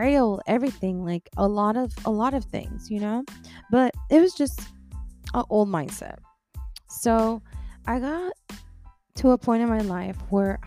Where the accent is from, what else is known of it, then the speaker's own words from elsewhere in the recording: Texas, United States; also born or lived in Washington; I was born in Washington, raised here down in Texas my whole entire life